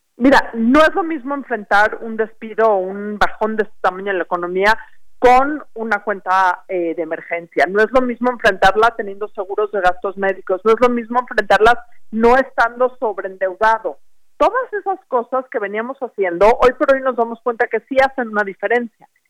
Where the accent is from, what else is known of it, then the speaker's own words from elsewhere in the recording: Mexico; como mexicanos